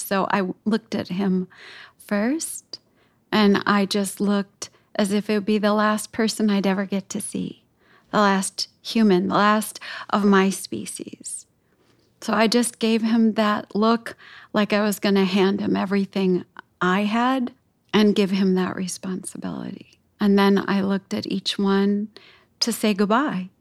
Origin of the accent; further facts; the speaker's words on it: Chicago, Illinois, United States; parts of my city here, uh, where I grew up in Chicago